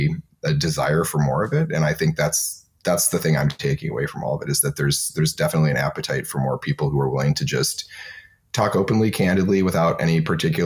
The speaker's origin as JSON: {"language": "English", "region": "Michigan", "country": "United States", "tie": "born or raised there", "moved": "yes", "lives_now": "Bay Area, United States", "said": "I grew up in Michigan where it was really cold and I'm used to cold."}